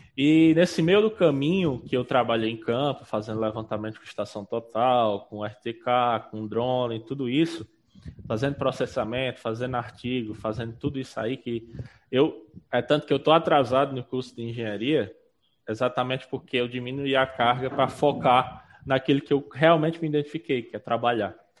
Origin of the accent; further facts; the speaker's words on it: Pau dos Ferros, Rio Grande do Norte, Brazil; eu sou de Pau dos Ferros, eu, estudei lá